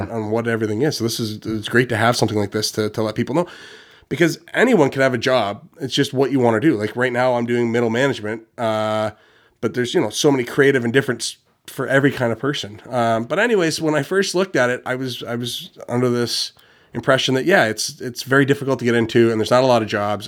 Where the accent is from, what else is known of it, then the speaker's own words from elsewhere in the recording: Ontario, Canada; I'm from Ontario, but in Canada